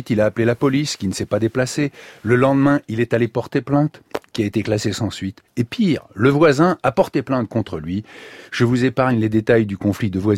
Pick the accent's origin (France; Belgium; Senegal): Senegal; moved away as an adult; Je suis parti du Sénégal, vous allez être surpris, en pirogue. J'ai fait 9 jours de mer.